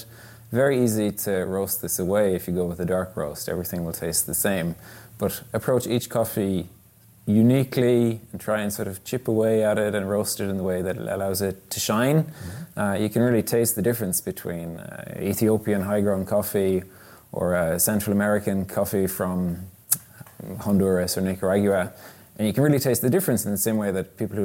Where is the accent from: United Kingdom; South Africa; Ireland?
Ireland; moved away as an adult; now in Sweden; growing up in Ireland